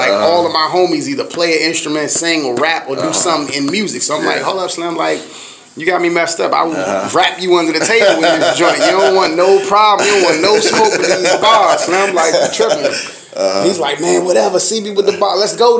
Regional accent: Washington, District of Columbia, United States; I'm from Uptown, D.C., represent on two streets, Uptown, Southeast, Baby Moms on 3rd Street, or something like that.

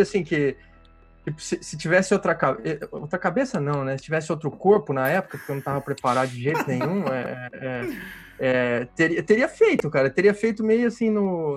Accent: interior of Paraná, Brazil; now in Rio de Janeiro, Brazil; eu sou do Paraná, do interior do Paraná, e mudei para o Rio

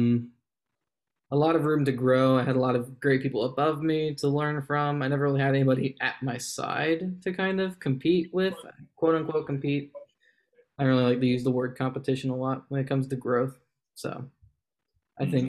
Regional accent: Winchester, Virginia, United States; moved away; I'm originally from Winchester, Virginia

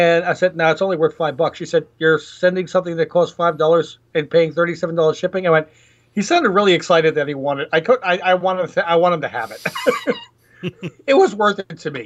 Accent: New York City, New York, United States; moved away as an adult; now in Georgia, United States; where I grew up in New York City

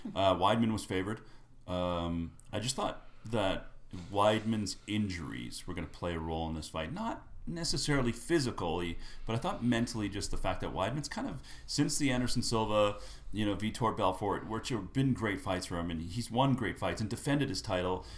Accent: Winnipeg, Manitoba, Canada; I grew up in Winnipeg

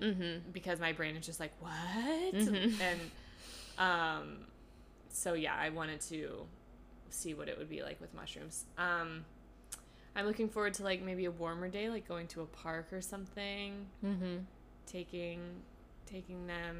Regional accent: California, United States; moved away as an adult; also born or lived in Los Angeles, United States; now in New York, United States; I'm from California

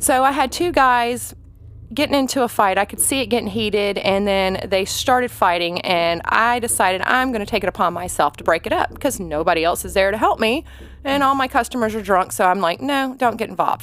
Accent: Atlanta, Georgia, United States; accent: country; moved away as an adult; also born or lived in Tampa, Florida / Bristol, Tennessee; now in Tennessee, United States; I am from Atlanta, Georgia, originally. I moved from there in twenty se, twenty oh seven

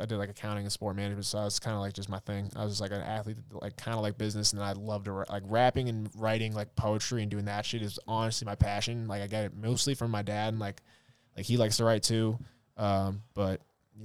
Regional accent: Grafton, Massachusetts, United States; I grew up in Grafton

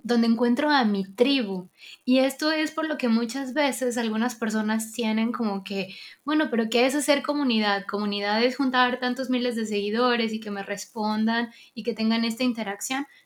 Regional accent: Venezuela; vengo de Venezuela

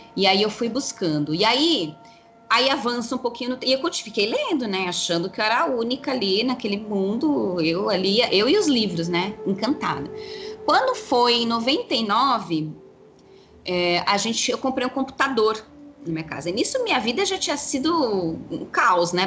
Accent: São Paulo, Brazil; moved away as an adult; eu sou natural de São Paulo, capital. Então eu cresci no meio do concreto, né? Na cidade mesmo

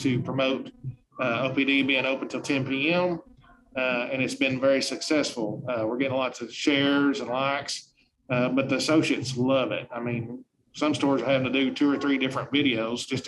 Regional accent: Truman, Arkansas, United States; moved away; I'm from Truman, Arkansas, and I'm very proud

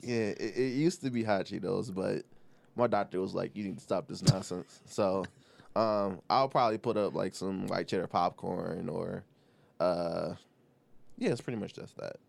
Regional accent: Detroit, Michigan, United States; I am born and raised on the East Side. I don't live there anymore

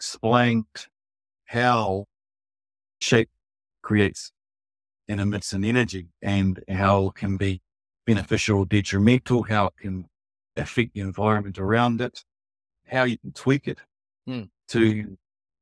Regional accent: New Zealand; I'm from New Zealand

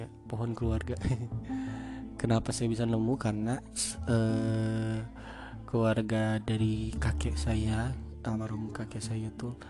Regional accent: West Java, Indonesia; accent: Sundanese; oke aksen saya aksen saya Sunda tapi bahasa Sunda saya jelek

